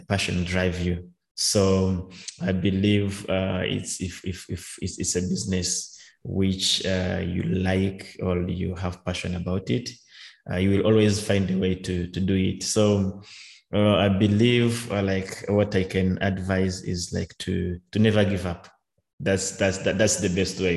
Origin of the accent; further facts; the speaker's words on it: Rwanda; from my home country Rwanda